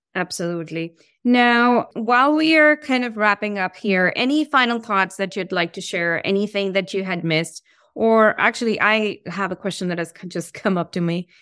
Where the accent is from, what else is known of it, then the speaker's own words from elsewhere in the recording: India; I'm from India